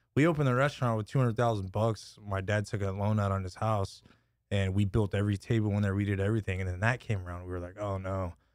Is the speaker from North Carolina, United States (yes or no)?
no; Lockhart, Texas, United States; moved away as an adult; now in Austin, United States; born and raised in La Carra, graduated from there